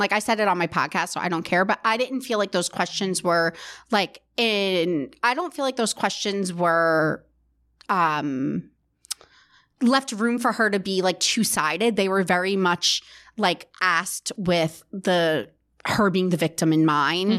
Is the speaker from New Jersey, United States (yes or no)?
yes; New Jersey, United States; they're from my hometown